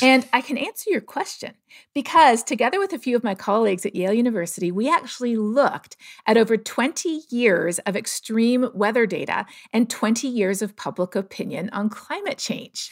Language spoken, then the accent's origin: English; Toronto, Ontario, Canada; I grew up in Toronto